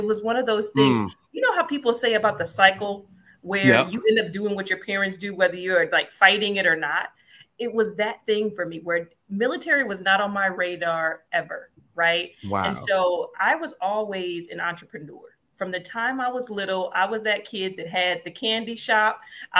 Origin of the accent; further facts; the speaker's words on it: Compton, California, United States; also born or lived in Chicago; But I was born in Chicago, but I was raised in California, Compton, California, for a little bit of my life.